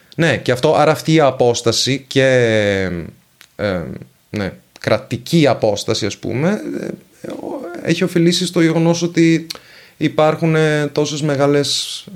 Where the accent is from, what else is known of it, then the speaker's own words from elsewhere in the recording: Venice, Veneto, Italy; first language Venetian and Italian; Greek is a second language; από την ενδοχώρα της Βενετίας